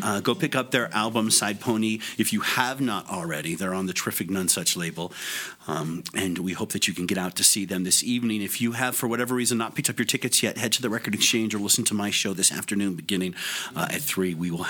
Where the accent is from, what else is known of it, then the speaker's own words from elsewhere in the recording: Boise, Idaho, United States; Growing up in White Bread, Boise, Idaho